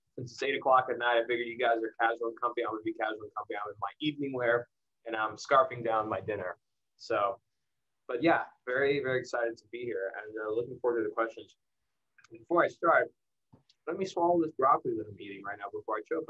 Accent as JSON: {"language": "English", "town": "El Paso", "region": "Texas", "country": "United States", "tie": "born or raised there", "said": "I grew up in El Paso, Texas."}